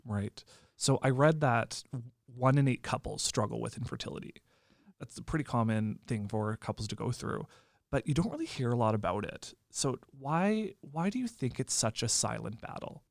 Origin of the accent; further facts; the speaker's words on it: Lemberg, Saskatchewan, Canada; Lemberg, which also happens to be my hometown